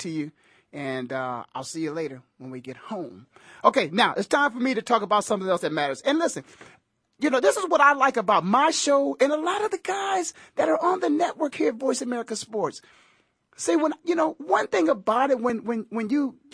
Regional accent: Canton, Ohio, United States; my hometown, the Hall of Fame city, in the Pro Football Hall of Fame

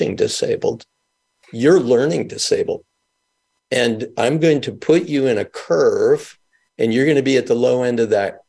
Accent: Mount Vernon, New York, United States; also born or lived in Milwaukee, Wisconsin / Israel; I grew up in Mount Vernon, New York

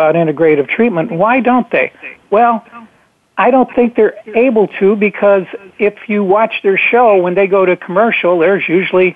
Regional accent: Dunmore, Pennsylvania, United States; moved away; I was back there at the time in my hometown, I was back in Dunmore, Pennsylvania, which is right next to Scranton

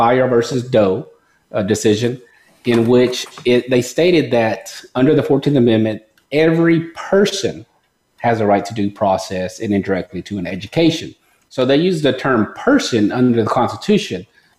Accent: Mexico; now in United States; So what happened is around the time period I came from Mexico, there was a lawsuit.

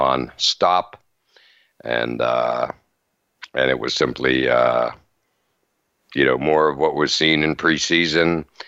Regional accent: near State College, Pennsylvania, United States; someone growing up near State College and a Penn State fan

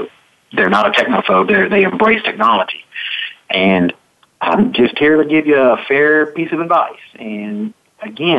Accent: Mississippi, United States; I'm from Mississippi

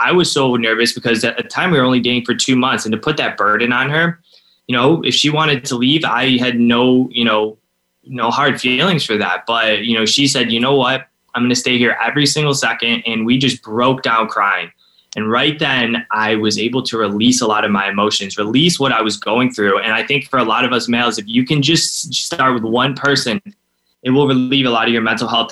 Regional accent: Cleveland, Ohio, United States; I'm from Cleveland, Ohio, and I'm 29 now

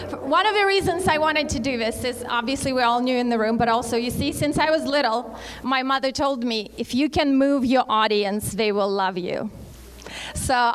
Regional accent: Russia; English is a second language; moved away as an adult; now in Phoenix, United States; I actually was born and raised in Russia, moved here right before I turned 21

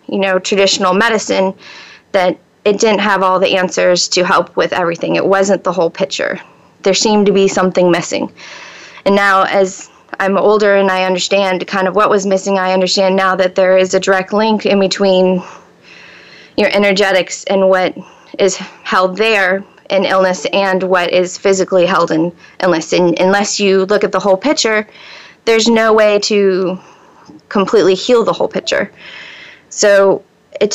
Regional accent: Gainesville, Florida, United States; moved away as an adult; also born or lived in western North Carolina; I was born in Florida, and I was raised in North Central Florida, in Gainesville.

